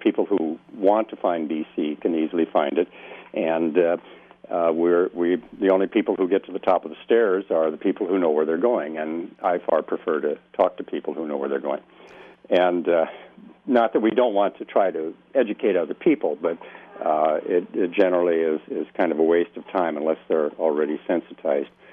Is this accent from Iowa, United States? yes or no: yes; Dubuque, Iowa, United States; moved away as an adult; also born or lived in Southern California; now in Laguna Beach, United States; I was born in the Midwest and raised there and educated there